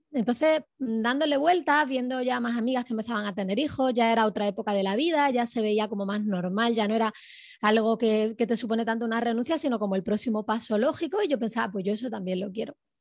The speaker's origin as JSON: {"language": "Spanish", "town": "Córdoba", "region": "Andalusia", "country": "Spain", "moved": "yes", "said": "Originariamente soy de Córdoba, España"}